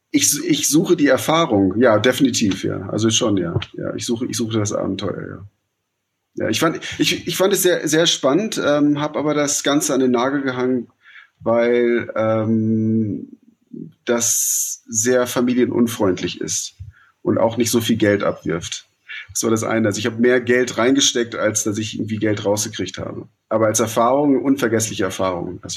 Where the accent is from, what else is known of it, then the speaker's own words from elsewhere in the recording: Nairobi, Kenya; Zum einen, ich bin in Nairobi aufgewachsen. Ähm, deswegen, ich kenne die, die Stadt.